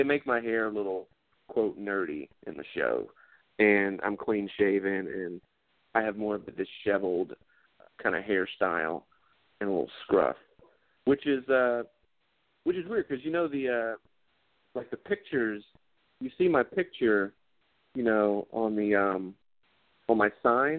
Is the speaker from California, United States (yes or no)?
no; Georgia, United States; She was like, "Hey," because she thought I was from L.A., and I was like, "No, I'm from Georgia."